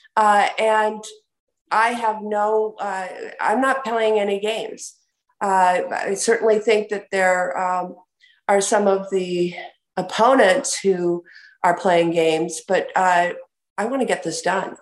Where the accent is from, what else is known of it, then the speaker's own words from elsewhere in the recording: Wisconsin, United States; my home state of Wisconsin